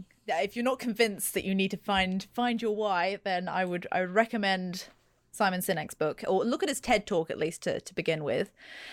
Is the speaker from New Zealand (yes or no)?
yes; New Zealand; accent: English; So I live in New Zealand, and I've grown up here. I was born here, and I've always had this weird English accent.